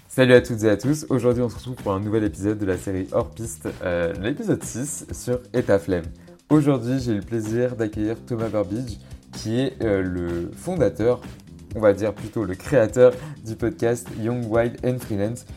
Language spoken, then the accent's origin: French; Gironde, Nouvelle-Aquitaine, France; je viens de Gironde